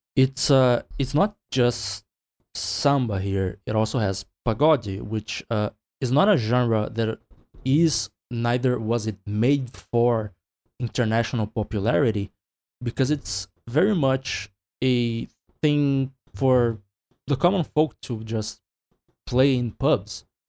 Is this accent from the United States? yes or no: no; Brazil; I'm from Brazil